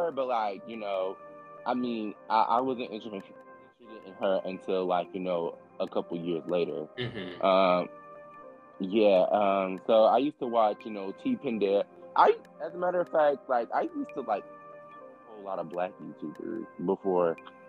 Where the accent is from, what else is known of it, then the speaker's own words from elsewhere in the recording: Chicago, Illinois, United States; And I grew up in Chicago, so the culture there is different.